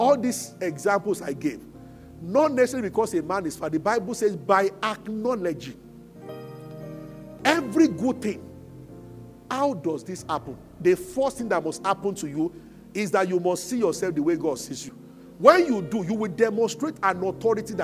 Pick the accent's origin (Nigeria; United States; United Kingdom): Nigeria; Abeokuta, Ogun State; moved away as an adult; also born or lived in Lagos; I grew up in Abeokuta